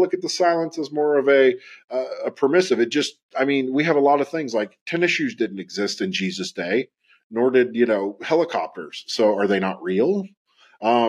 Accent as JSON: {"language": "English", "region": "West Virginia", "country": "United States", "tie": "born or raised there", "said": "I grew up in Appalachia. I grew up in West Virginia."}